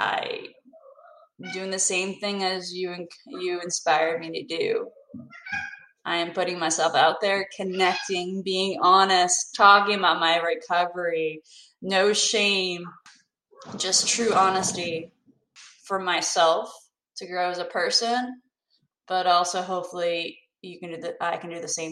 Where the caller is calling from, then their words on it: North Carolina, United States; I'm calling from North Carolina